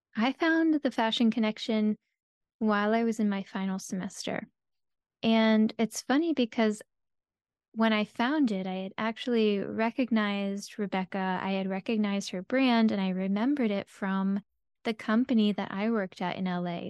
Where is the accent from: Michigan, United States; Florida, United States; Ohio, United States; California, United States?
Florida, United States; South; I grew up in South Florida